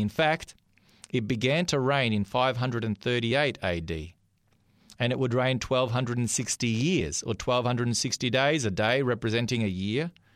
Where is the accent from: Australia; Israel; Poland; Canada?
Australia; I'm an Australian. I was born here in this country